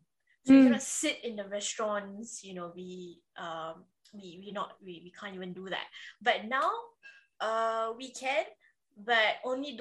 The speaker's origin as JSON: {"language": "English", "country": "Singapore", "said": "I'm the Singaporean cousin"}